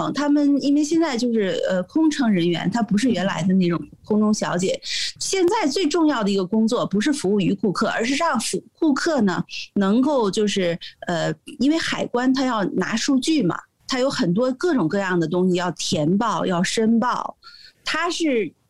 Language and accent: Chinese; United States; 我们都是美国人，都是美国护照的持有者